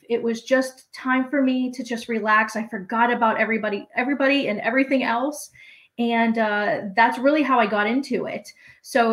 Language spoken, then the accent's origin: English; Pittsburgh, Pennsylvania, United States; I am born and raised in Pittsburgh